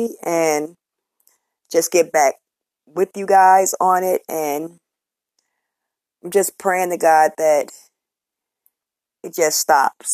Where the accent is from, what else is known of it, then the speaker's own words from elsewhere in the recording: Chicago, Illinois, United States; I'm from Chicago